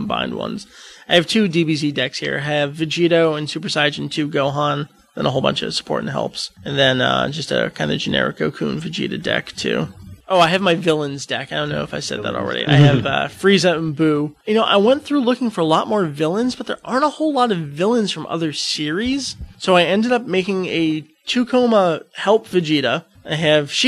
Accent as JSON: {"language": "English", "country": "United States", "said": "I'm American"}